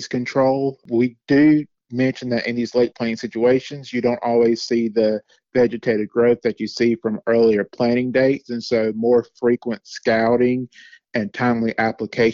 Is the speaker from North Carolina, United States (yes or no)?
yes; Sampson County, North Carolina, United States; I am from Sampson County, North Carolina, where I grew up on a family farm